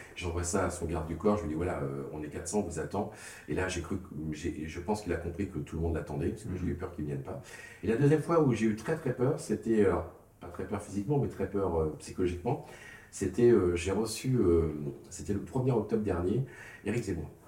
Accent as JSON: {"language": "French", "area": "the Nord", "region": "Hauts-de-France", "country": "France", "also_born_or_lived": "Bordeaux", "said": "comme chez nous dans le Nord"}